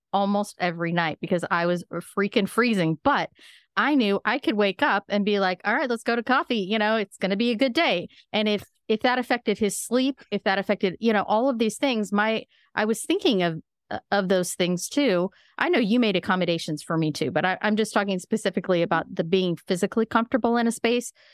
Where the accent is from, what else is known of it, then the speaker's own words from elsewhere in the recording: Midwest, United States; I'm from the Midwest as well